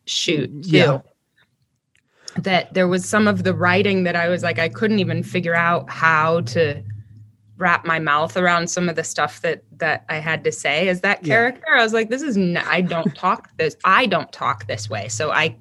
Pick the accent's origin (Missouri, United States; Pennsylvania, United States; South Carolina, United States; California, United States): Missouri, United States; St. Louis; moved away as an adult; also born or lived in New Mexico / Chicago / New York; now in Los Angeles, United States; I was born and raised in St. Louis